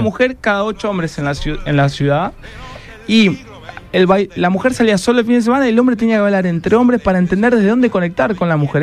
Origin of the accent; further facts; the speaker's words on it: Rosario, Santa Fe, Argentina; moved away; nosotros como rosarinos